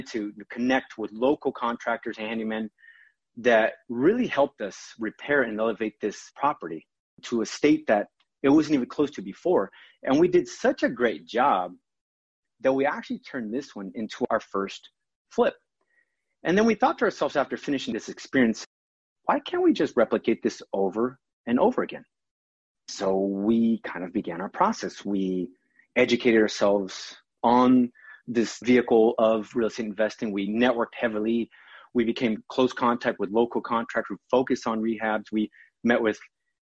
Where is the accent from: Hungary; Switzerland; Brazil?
Brazil; São Paulo; also born or lived in Virginia Beach, Virginia; now in United States; I was born in Sao Paulo, Brazil